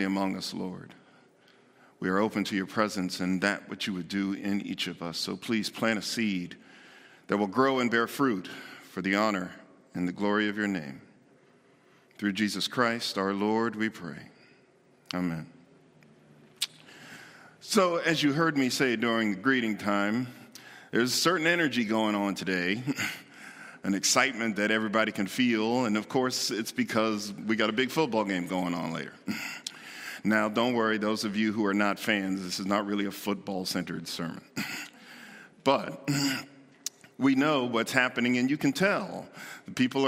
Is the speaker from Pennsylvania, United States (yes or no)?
yes; Pittsburgh, Pennsylvania, United States; moved away as an adult; now in Buffalo, United States; I was born and raised in Pittsburgh, so I'm a Steeler fan